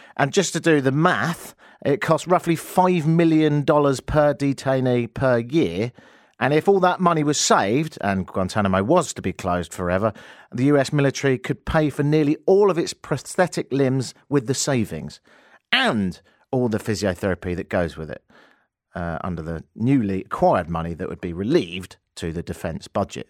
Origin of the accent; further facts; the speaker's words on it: England, United Kingdom; now in Toronto, Canada; I'm from England, but I live here in Toronto